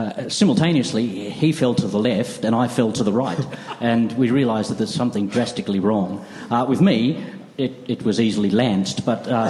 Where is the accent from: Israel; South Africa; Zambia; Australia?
Australia; we came from Australia